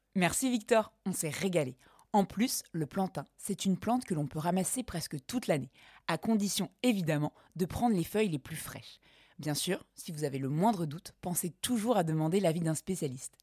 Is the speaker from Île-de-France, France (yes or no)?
no; Creuse, Nouvelle-Aquitaine, France; j'ai grandi en Creuse, il y avait du plantain un peu partout